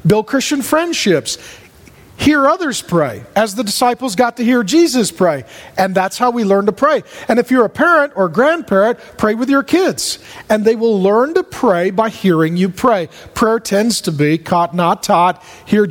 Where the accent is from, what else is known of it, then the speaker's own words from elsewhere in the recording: SeaTac, Washington, United States; I grew up in SeaTac.